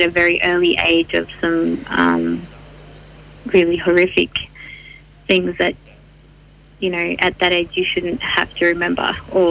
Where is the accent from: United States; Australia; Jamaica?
Australia; also born or lived in Santiago, Chile; I was born in Santiago, Chile in the 80s and have been living here in Australia since I was 4 years old.